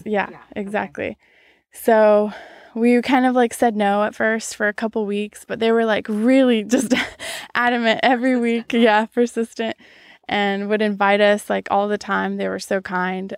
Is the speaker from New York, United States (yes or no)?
no; Rochester, Washington, United States; also born or lived in Brazil; I moved to the United States when I was six and uh, moved to a little tiny town in Washington called Rochester